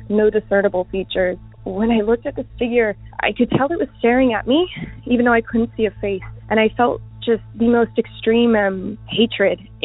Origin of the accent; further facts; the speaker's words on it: Houston, Texas, United States; I am from Houston